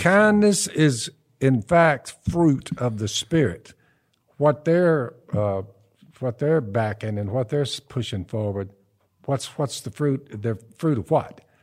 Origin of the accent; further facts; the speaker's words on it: the South, United States; We're from the South